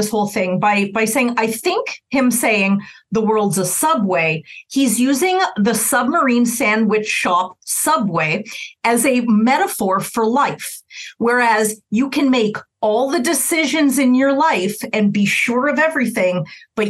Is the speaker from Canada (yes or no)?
yes; Canada; as a Canadian